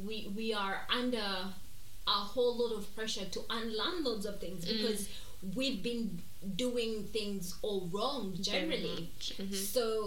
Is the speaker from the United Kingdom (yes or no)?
yes; Scotland, United Kingdom; I'm Scottish. I am highly melanated.